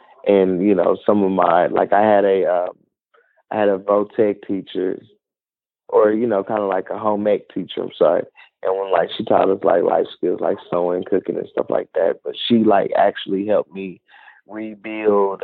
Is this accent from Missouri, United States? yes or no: yes; Kansas City, Missouri, United States; I'm originally from Kansas City, Missouri